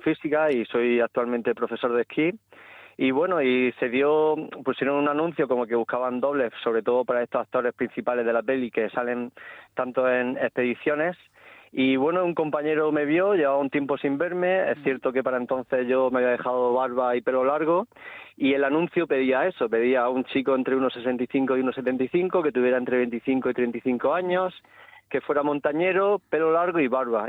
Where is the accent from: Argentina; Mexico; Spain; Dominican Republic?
Spain; Barinas, Region of Murcia; mi pueblo, que es un pueblo pequeño de, Murcia llamado Barinas